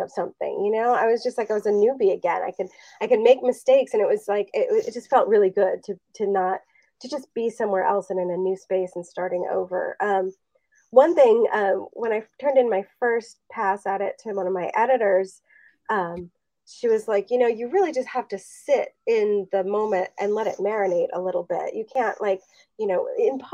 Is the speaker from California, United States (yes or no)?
yes; Los Angeles, California, United States; I grew up in Los Angeles in the 1980s